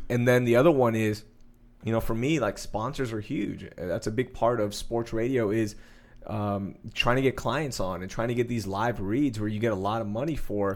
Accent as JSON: {"language": "English", "town": "Sugar Land", "region": "Texas", "country": "United States", "tie": "born or raised there", "also_born_or_lived": "Houston", "said": "I'm from Houston. I grew up in Sugar Land."}